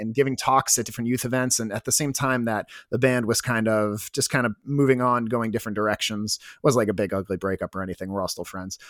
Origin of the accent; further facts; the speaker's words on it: Washington, D.C. area, Maryland, United States; I'm from Washington, D C, uh, well, Maryland, but the Washington, D C area